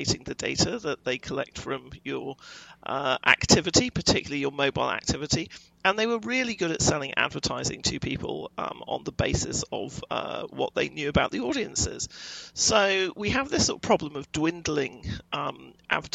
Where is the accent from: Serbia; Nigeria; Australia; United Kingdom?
United Kingdom; moved away as an adult; now in United States; I'm European and I come from Britain